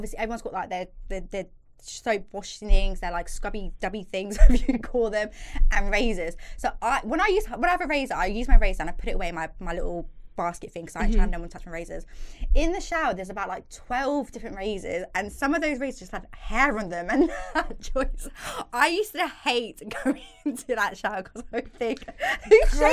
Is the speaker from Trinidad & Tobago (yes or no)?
yes; Trinidad & Tobago; Trini girl